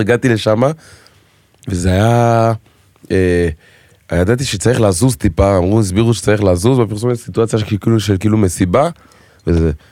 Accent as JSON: {"language": "Hebrew", "country": "Israel", "tie": "born or raised there", "first_language": "French", "second_language": "Hebrew", "said": "גדלתי בארץ, אבל בבית, צרפתית, חינוך אפריקאי, הייתי בבית ספר צרפתי, כאילו, ורק בכיתה י\"א עברתי לאנקור ראשון לציון"}